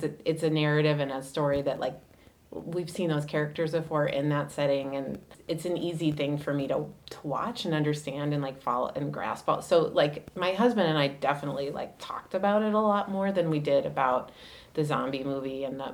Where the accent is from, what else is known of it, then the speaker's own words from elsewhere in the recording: Connecticut, United States; moved away as an adult; now in Minneapolis, United States; I grew up in Connecticut.